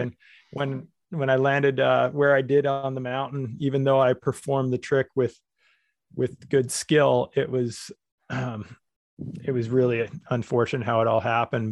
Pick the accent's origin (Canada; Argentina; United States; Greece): Canada; I'm from Canada